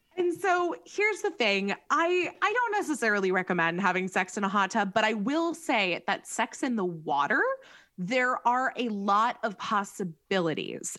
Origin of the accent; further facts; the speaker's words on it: California, United States; we're from California